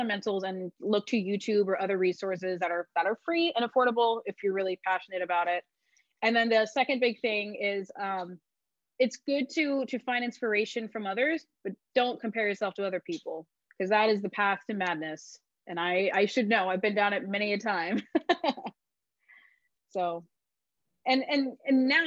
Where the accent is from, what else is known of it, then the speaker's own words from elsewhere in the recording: Oceanside, California, United States; I was born in Oceanside